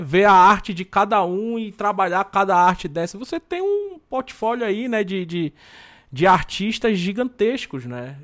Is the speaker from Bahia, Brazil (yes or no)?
no; Belém, Pará, Brazil; sou lá de Belém